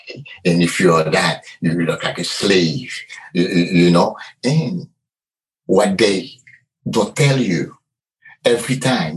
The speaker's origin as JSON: {"language": "English", "country": "Haiti", "moved": "yes", "lives_now": "United States", "said": "I'm from Haiti. And I came to the U.S. It was in 1982."}